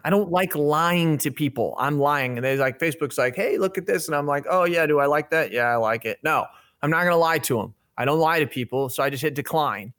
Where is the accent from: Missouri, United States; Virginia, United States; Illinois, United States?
Illinois, United States; I'm from Illinois. Five hours away from Chicago